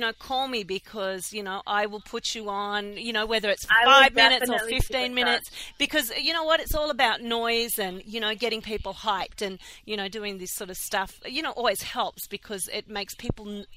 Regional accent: Melbourne, Victoria, Australia; now in Philadelphia, United States; I'm from Melbourne, Australia, and I live in Philadelphia.

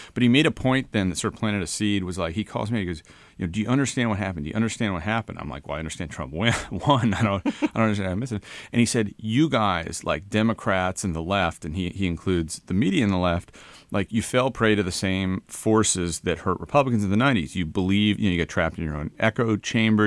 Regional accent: Connecticut, United States; I'm from Newland, Connecticut

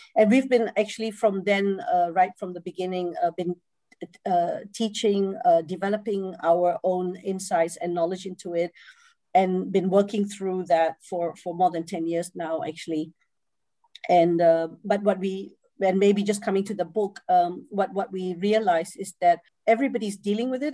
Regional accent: Singapore; moved away as an adult; also born or lived in Malaysia; now in Netherlands; I come originally from uh, Singapore. I grew up in Singapore I'm, I, and I um, was born in Malaysia.

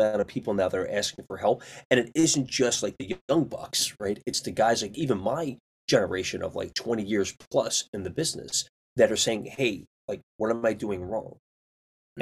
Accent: Philadelphia, Pennsylvania, United States; moved away; also born or lived in New York; I was raised in Philly

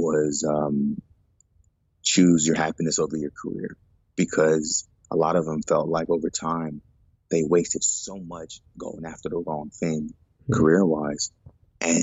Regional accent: Houston, Texas, United States; also born or lived in Baltimore, Maryland; I'm Nigerian American, born in Baltimore, and eventually we migrated to Houston, Texas

